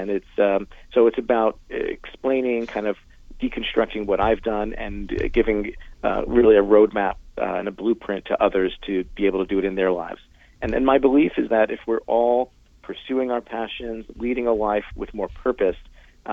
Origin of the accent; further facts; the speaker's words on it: New York, United States; now in Los Angeles, United States; I'm from New York, and I still go back and forth a bunch, but I'm mainly in Los Angeles.